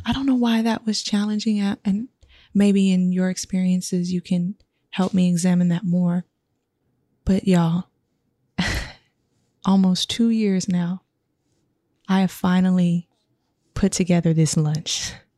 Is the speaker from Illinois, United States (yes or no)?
no; Sacramento, California, United States; I am from Sac